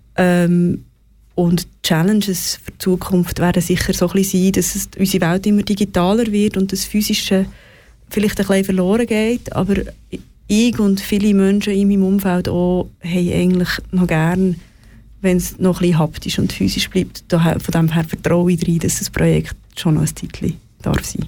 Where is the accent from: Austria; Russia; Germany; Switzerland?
Switzerland; wir als Schweizer Bevölkerung